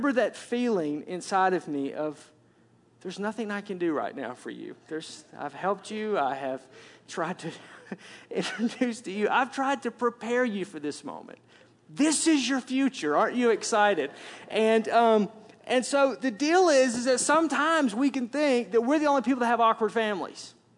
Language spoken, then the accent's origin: English; Arkansas, United States; For me, again, I grew up in Arkansas, thus the accent, which I'm told when I go back south that I don't have an accent anymore.